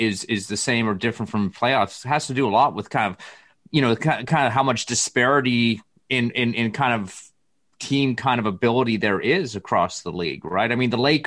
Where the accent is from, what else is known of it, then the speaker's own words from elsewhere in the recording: Canada; As a Canadian